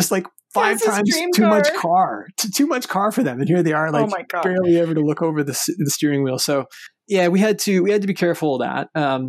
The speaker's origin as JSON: {"language": "English", "town": "Mesa", "region": "Arizona", "country": "United States", "tie": "born or raised there", "also_born_or_lived": "Aix-en-Provence, France / Madison, Wisconsin", "moved": "as an adult", "lives_now": "San Jose, United States", "said": "I remember growing up in Mesa, and we had a lot of, we would call them snowbirds, but we had a lot of older individuals that live in our neighborhoods"}